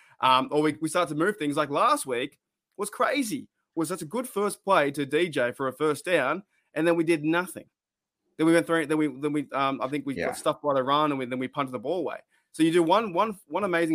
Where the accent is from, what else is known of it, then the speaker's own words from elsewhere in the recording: Australia; we are Australian